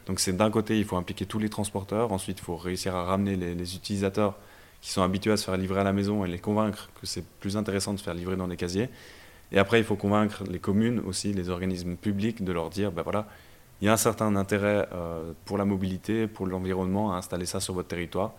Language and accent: French; Brussels, Brussels-Capital Region, Belgium; moved away as an adult; also born or lived in Lausanne, Switzerland / Fribourg, Switzerland; now in Switzerland; je suis originaire de Bruxelles en Belgique. Donc j'ai grandi là-bas et euh, quand j'ai eu 18 ans, je suis venu en Suisse pour faire les études